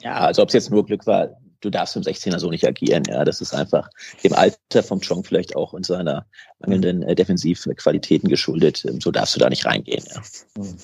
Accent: Bad Zwischenahn, Lower Saxony, Germany; Ich komme eigentlich aus Bad Zwischenahn.

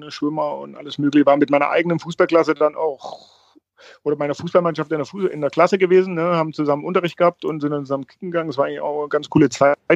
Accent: East Germany, Germany; bin so ein bisschen als Ossi dann auch im Osten geblieben

